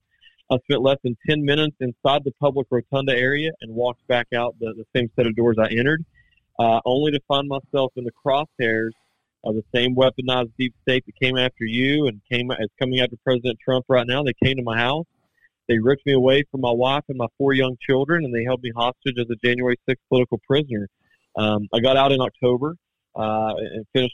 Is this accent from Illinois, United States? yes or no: no; West Virginia, United States; I'm from West Virginia